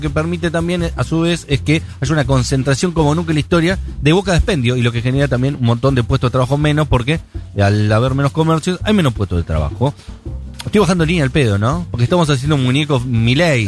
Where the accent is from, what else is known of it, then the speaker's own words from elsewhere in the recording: Buenos Aires, Argentina; los porteños decimos mal Chipa